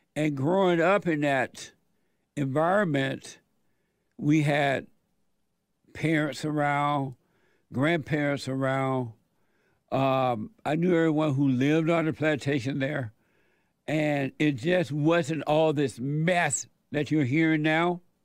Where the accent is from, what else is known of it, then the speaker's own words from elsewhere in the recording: Alabama, United States; moved away; I was born in Alabama on a plantation